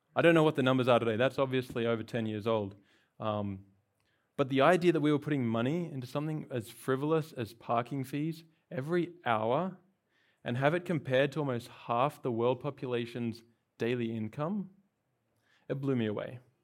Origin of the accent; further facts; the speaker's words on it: Australia; moved away as an adult; now in California, United States; I've, uh, not from here, I'm from Australia. I've been in California for about a year.